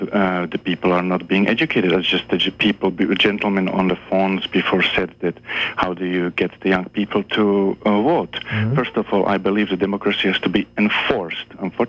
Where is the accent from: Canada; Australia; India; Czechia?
Czechia; born there; also born or lived in Germany / Switzerland; I was born in Czechoslovakia, mm-hmm. but I also lived in Germany, and I also lived in Switzerland.